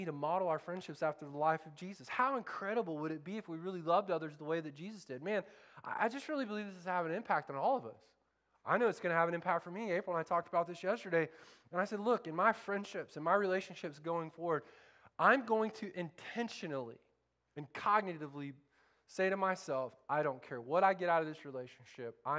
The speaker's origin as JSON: {"language": "English", "region": "Central Florida", "country": "United States", "tie": "born or raised there", "moved": "yes", "said": "I grew up in Central Florida with a bunch of rednecks that think the Civil War's still going on"}